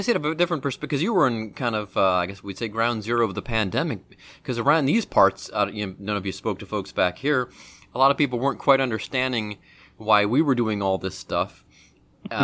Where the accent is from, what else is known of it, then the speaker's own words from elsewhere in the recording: Cleveland, Ohio, United States; growing up in Cleveland across the lake from Canada